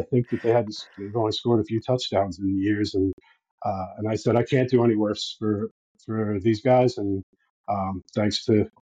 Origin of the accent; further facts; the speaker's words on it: United States; moved away as an adult; now in Ireland; I'm an American expat, so I moved here 12 years ago now